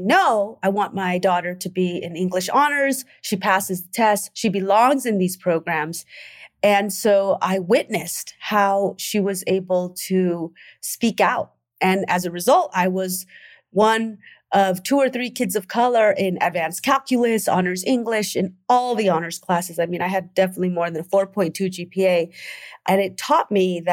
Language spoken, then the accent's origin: English; Oakland, California, United States; I grew up in the 80s during the era of the war on drugs in Oakland.